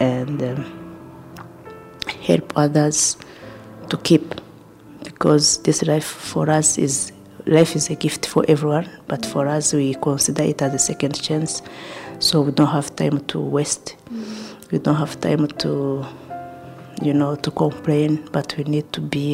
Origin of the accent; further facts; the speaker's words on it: Kigali, Rwanda; I was born in Kibagabaga and grew up there